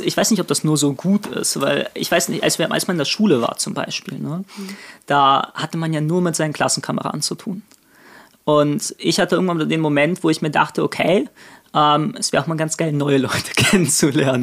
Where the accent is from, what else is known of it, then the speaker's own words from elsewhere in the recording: Berlin, Germany; moved away as an adult; now in Kiel, Germany; Ich komme aus Berlin ursprünglich, bin seit Ende 2019 in Kiel